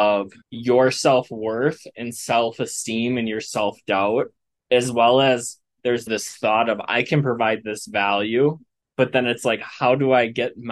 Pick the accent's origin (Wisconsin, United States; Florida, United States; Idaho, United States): Wisconsin, United States; now in Colorado, United States; So I'm originally from the Wisconsin area in the United States